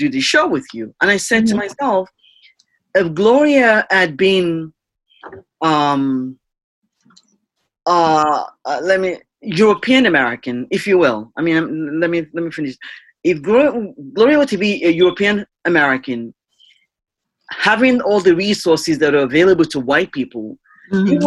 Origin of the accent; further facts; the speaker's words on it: Nigeria; moved away; me being a Nigerian immigrant